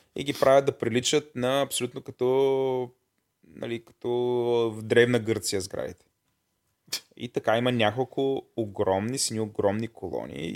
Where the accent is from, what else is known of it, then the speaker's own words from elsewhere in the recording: Bulgaria; съм българин